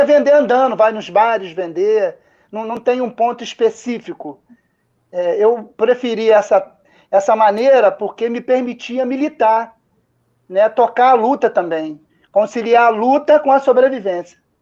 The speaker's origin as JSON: {"language": "Portuguese", "region": "Rio de Janeiro", "country": "Brazil", "tie": "born or raised there", "said": "Aqui a gente chama de carioca da gema"}